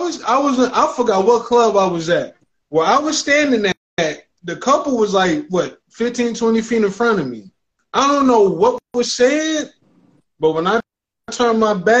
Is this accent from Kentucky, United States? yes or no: no; New York, United States; now in Greensboro, United States; I live in Greensboro, but I'm originally from New York